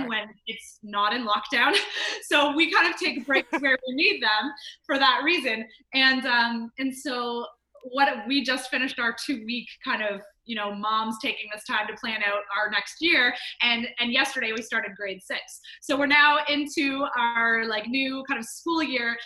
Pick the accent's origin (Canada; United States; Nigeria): Canada; I am Canadian.